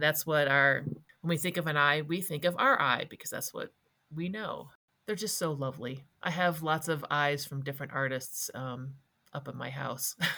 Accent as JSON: {"language": "English", "region": "Wisconsin", "country": "United States", "tie": "born or raised there", "moved": "yes", "lives_now": "Colorado, United States", "said": "I grew up in Wisconsin"}